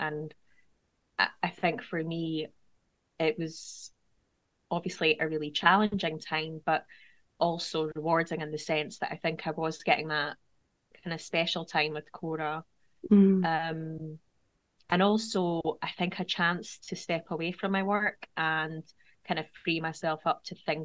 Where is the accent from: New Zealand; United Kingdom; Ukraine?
United Kingdom; Edinburgh, Scotland; moved away as an adult; now in Scottish Borders, United Kingdom; I've also recently moved from my hometown of Edinburgh to the Scottish borders